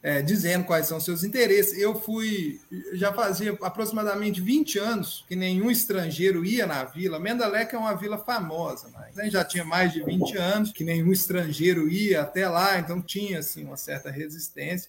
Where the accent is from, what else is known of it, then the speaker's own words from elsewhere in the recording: Araxá, Minas Gerais, Brazil; now in Belo Horizonte, Brazil; eu sou mineiro, né? Moro em B H, mas sou do interior, sou de Araxá, mas já moro em B H, já tem aí bons bons anos, mais de quinze anos.